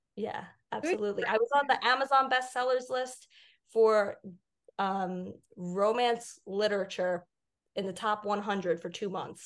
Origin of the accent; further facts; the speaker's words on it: Long Island, New York, United States; growing up on Long Island